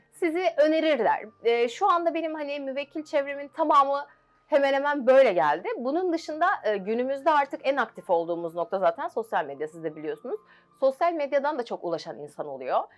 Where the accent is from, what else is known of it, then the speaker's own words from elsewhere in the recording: Gölcük, Kocaeli, Turkey; bin dokuz yüz doksan bir Gölcük doğumluyum